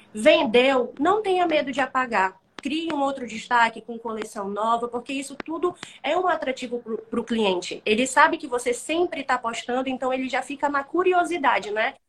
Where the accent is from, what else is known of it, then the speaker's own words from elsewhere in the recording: Manaus, Amazonas, Brazil; sou de Manaus, Amazonas, norte do nosso país